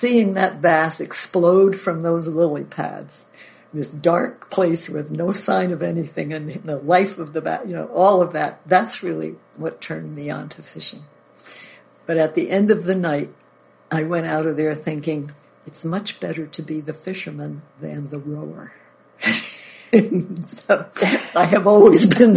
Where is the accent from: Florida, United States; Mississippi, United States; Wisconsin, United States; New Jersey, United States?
New Jersey, United States; Paterson; I was born in New Jersey, around the area of Paterson, New Jersey